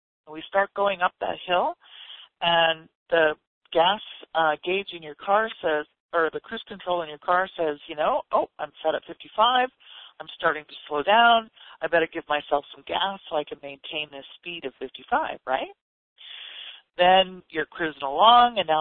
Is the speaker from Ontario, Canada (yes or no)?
yes; Ontario, Canada; moved away as an adult; now in United States; I grew up in Canada and in Ontario